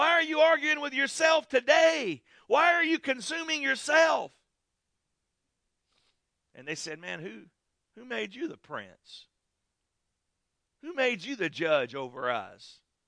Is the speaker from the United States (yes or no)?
yes; United States; as an American people